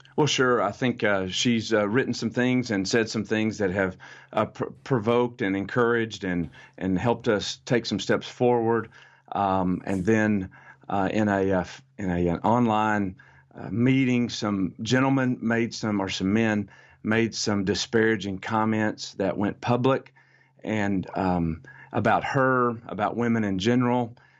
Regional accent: United States; I'm American

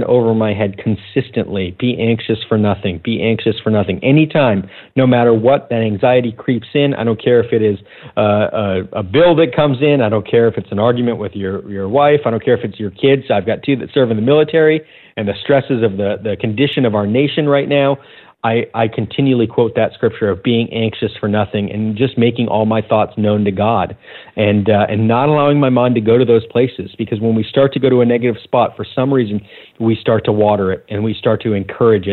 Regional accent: Sarasota, Florida, United States; back to Sarasota, Florida, my hometown.

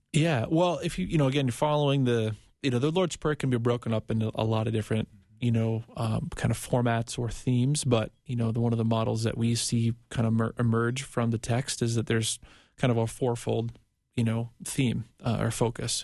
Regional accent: Minnesota, United States; I'm from Minnesota

